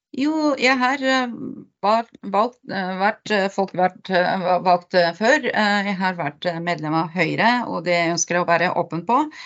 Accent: Bulgaria; Norwegian is a second language; moved away as an adult; now in Hole, Norway; jeg kommer opprinnelig fra Bulgaria og har eh, bodd i Norge i eh, over 30 år

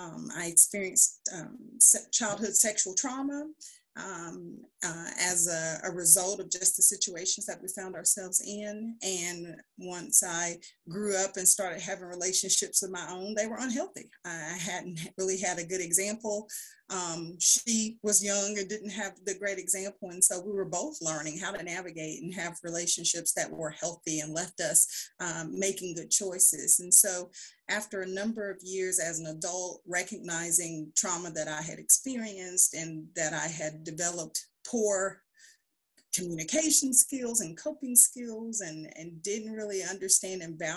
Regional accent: Huntsville, Alabama, United States; I'm originally from Huntsville, Alabama. I'm the daughter of a teen mom.

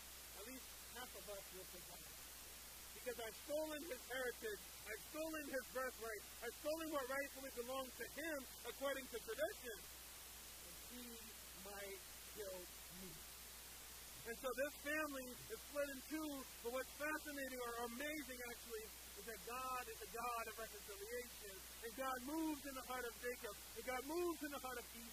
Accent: Liberia; moved away; my home country of Liberia

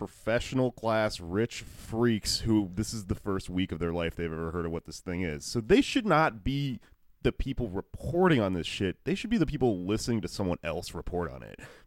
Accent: Texas, United States; I grew up in Texas

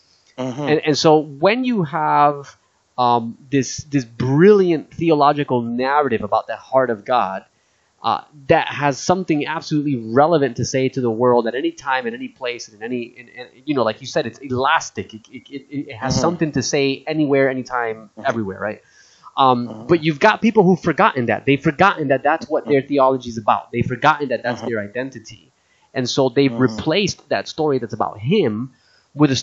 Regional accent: New Jersey, United States; moved away as an adult; also born or lived in Hawaii / Tennessee; now in Australia; I grew up in Jersey, spent time in Tennessee. Now I'm in Australia.

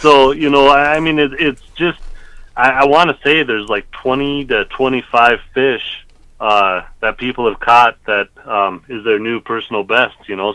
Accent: Black Hills of South Dakota, United States; growing up in the Black Hills of South Dakota

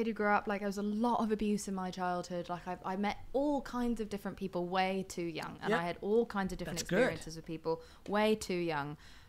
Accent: United Kingdom; I grew up in Britain in the 90s

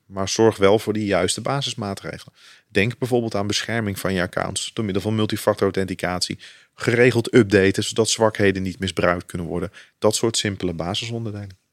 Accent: Netherlands; wij natuurlijk als Nederland

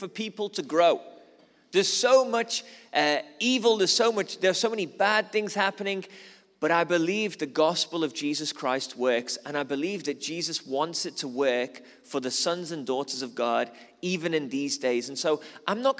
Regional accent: Liverpool, North West England, United Kingdom; moved away as an adult; now in South Africa; I'm originally from Liverpool

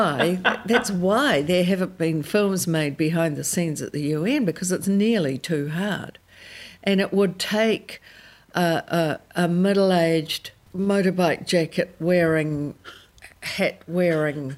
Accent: New Zealand; being a Kiwi

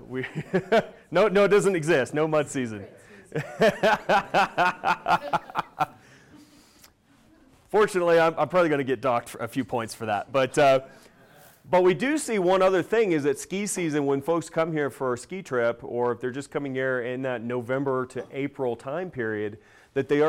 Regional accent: Dallas, Texas, United States; Dallas, my hometown

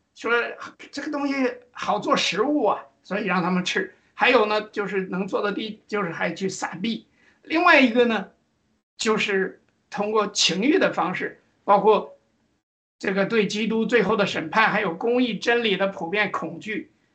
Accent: China; 我们中国人其实可以说是亚洲的这个人种而已

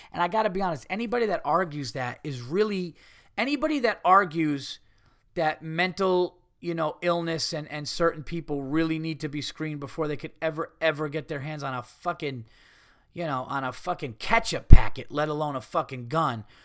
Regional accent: New York, United States; I'm a New Yorker

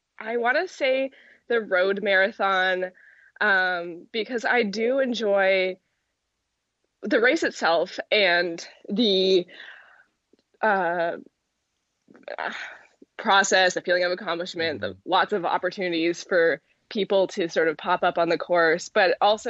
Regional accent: Mill Valley, California, United States; Mill Valley is my hometown

